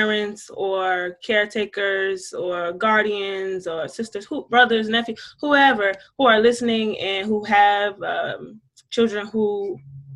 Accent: Georgetown, South Carolina, United States; I am from Georgetown, South Carolina. So I'm a Black woman from the South

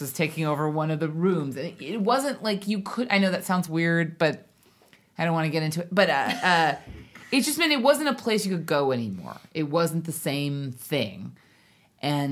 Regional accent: Hawaii, United States; we grew up in Hawaii

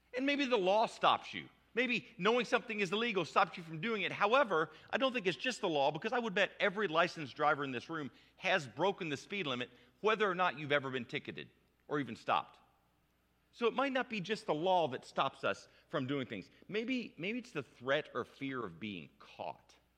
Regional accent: United States; I'm an American adult

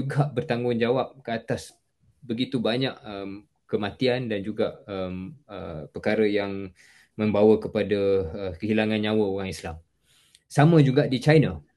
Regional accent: Malaysia; kita sebagai orang Malaysia

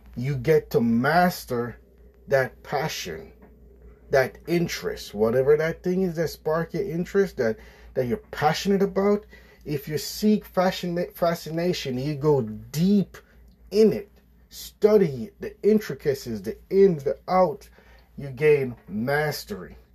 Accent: Jamaica; I grew up in Jamaica with my parents on a farm.

